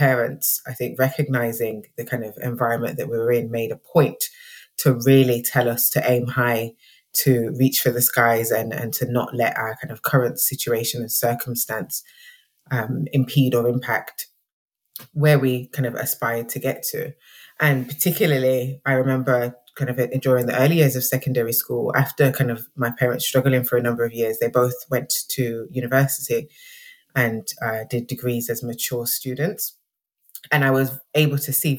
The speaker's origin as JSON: {"language": "English", "town": "Nottingham", "region": "East Midlands", "country": "United Kingdom", "tie": "born or raised there", "moved": "as an adult", "lives_now": "Birmingham, United Kingdom", "said": "So I'm originally from Nottingham in the East Midlands. I grew up in an inner city area called Basford."}